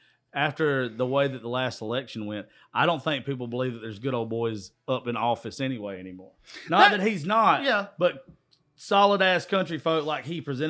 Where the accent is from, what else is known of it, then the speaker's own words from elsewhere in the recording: Georgia, United States; I'm from South Georgia.